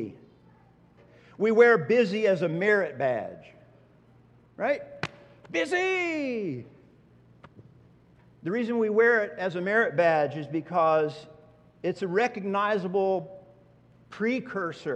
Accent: Oklahoma, United States; Growing up in Oklahoma

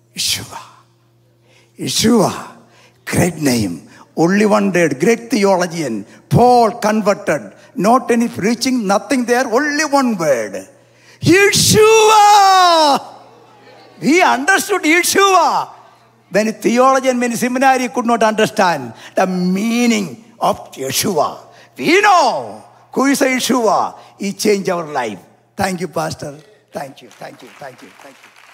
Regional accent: South India, India; I am from South India

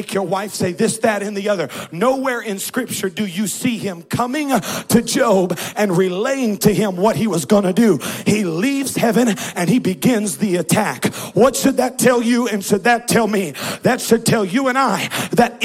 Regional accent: Southern California, United States; moved away; I grew up in California

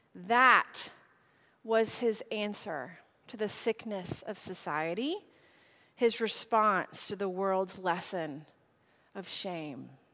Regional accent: Nashville, Tennessee, United States; I am from Nashville.

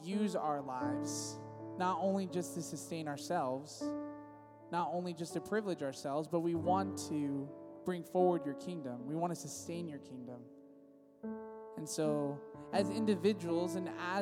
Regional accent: Visalia, California, United States; now in San Diego, United States; I'm originally from Visalia, California

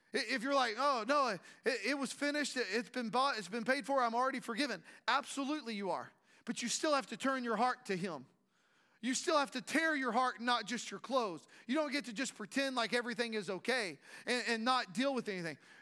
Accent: Strawn, Texas, United States; growing up in Strawn, a small community

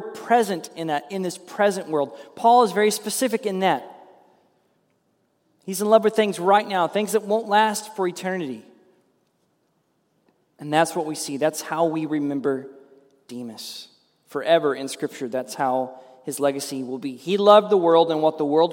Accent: Ada, United States; when I was growing up in Ada

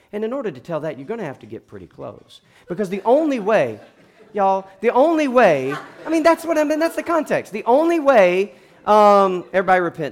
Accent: South Georgia, United States; I'm from South Georgia

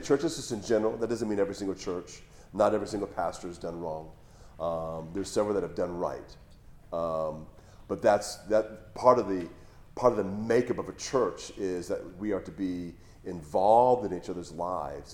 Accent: Hawaii, United States; moved away as an adult; I grew up in Hawaii, that's where I was living before I moved here.

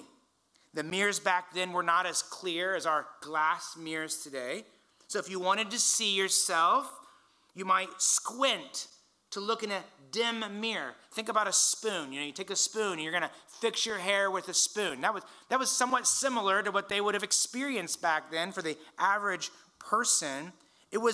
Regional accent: Indiana, United States; now in California, United States; I grew up in Indiana.

